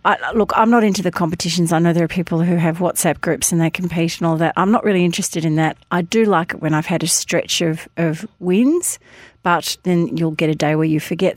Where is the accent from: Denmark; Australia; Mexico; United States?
Australia; Hampton, Victoria; when I was a kid growing up in Hampton